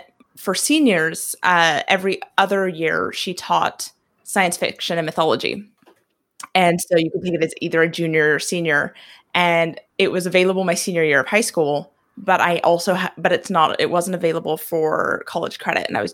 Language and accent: English; Oregon, United States; moved away as an adult; now in Northern Ireland, United Kingdom; I'm originally from a small rodeo town in Oregon